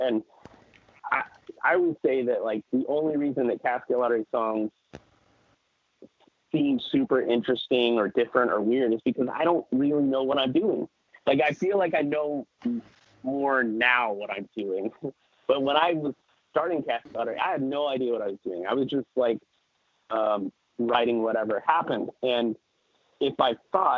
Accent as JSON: {"language": "English", "town": "Kansas City", "country": "United States", "said": "we're from Kansas City"}